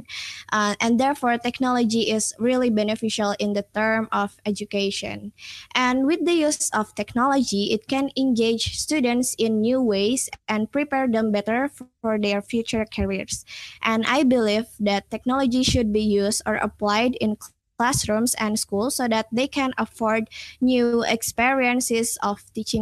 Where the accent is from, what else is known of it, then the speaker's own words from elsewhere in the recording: Indonesia; I came from Indonesia